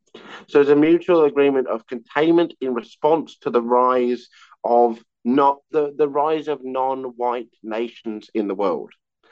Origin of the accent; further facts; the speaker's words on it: Australia; So I am the Australian Green spokesperson on issues of foreign affairs and also broader nuclear issues as well.